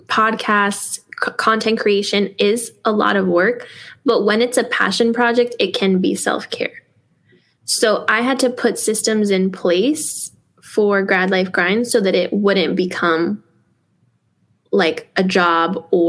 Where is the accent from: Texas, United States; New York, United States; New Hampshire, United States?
New York, United States; New York City; So I grew up in New York City in a single parent home